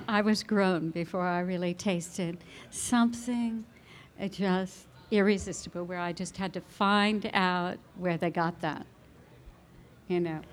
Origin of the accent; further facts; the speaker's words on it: New Jersey, United States; now in California, United States; growing up in New Jersey